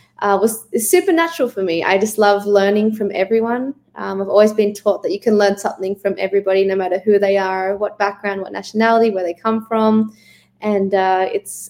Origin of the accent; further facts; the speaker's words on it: Melbourne, Victoria, Australia; moved away as an adult; now in Los Angeles, United States; I'm from Melbourne, Australia. I've been living in Los Angeles for the last